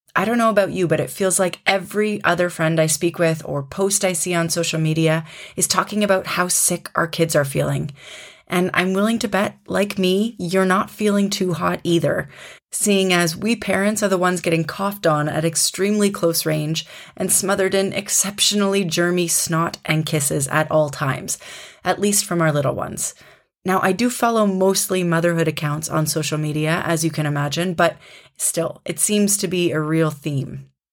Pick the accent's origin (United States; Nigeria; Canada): Canada; moved away as an adult; now in Germany; in Canada, my home country